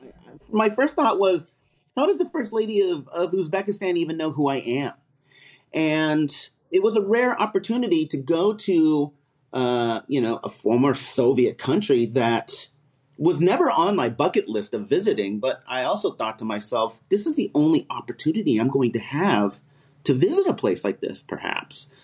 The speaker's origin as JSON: {"language": "English", "region": "California", "country": "United States", "said": "I'm from California"}